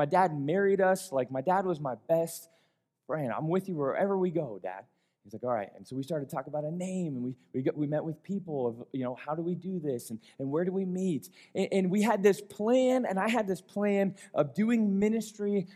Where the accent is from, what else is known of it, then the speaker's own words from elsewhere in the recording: Colorado, United States; I was born and raised here in Colorado